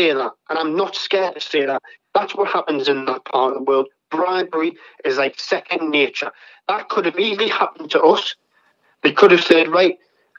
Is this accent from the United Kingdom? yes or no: yes; England, United Kingdom; I'm not American, I'm English, I'm British